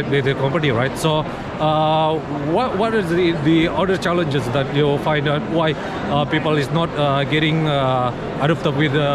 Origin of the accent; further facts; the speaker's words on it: Indonesia; I'm crypto YouTuber from Indonesia.